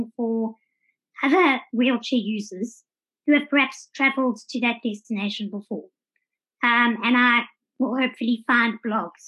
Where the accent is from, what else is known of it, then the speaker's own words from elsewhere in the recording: Johannesburg, Gauteng, South Africa; moved away as an adult; also born or lived in Durban; now in Cape Town, South Africa; I was born in Durban, spent most of my life living in Johannesburg